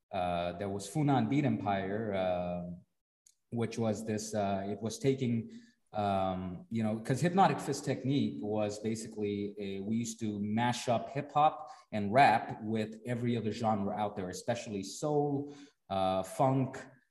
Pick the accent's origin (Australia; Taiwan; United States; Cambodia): Cambodia; also born or lived in India; I'm from India, but I grew up in Cambodia.